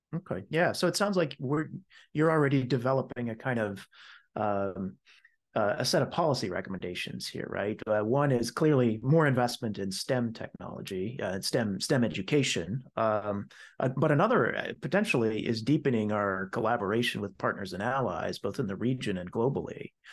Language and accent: English; United States; as an American